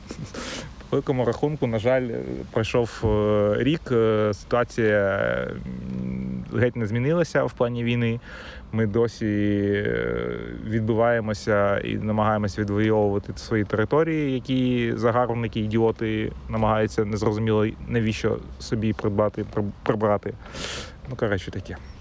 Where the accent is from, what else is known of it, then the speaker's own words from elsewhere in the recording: Kyiv, Ukraine; moved away; я сам з Троєщини